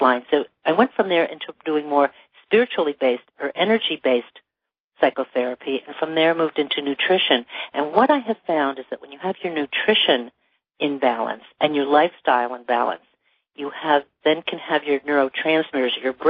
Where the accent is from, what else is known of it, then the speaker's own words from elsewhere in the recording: Toronto, Ontario, Canada; now in Los Angeles, United States; I grew up in Toronto.